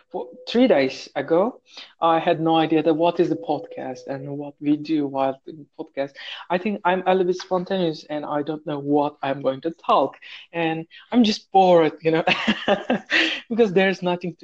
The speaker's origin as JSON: {"language": "English", "country": "Turkey", "second_language": "English", "moved": "as an adult", "lives_now": "Saudi Arabia", "said": "from Turkey. I am living in another country right now. In Saudi Arabia"}